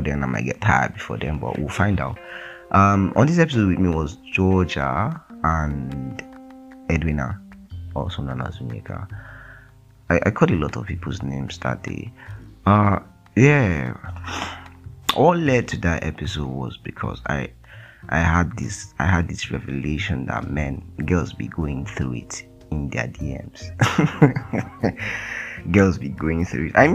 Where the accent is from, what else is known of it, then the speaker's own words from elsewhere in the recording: Delta, Nigeria; I'm from Delta State